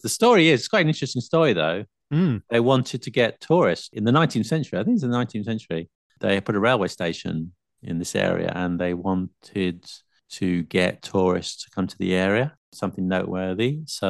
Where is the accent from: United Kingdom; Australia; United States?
United Kingdom; South of England; accent: Southern; moved away as an adult; also born or lived in Leeds / Birmingham; now in Yorkshire, United Kingdom; my southern accent